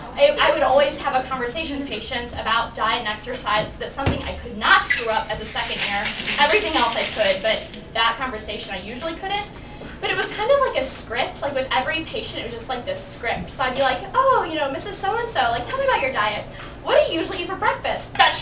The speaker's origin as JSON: {"language": "English", "area": "Chicago suburb", "region": "Illinois", "country": "United States", "moved": "as an adult", "lives_now": "Chapel Hill, United States", "said": "I'm from Chicago, but really a suburb"}